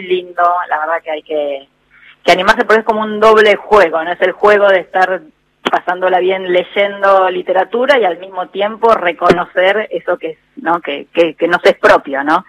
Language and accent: Spanish; Argentina; nosotros como argentinos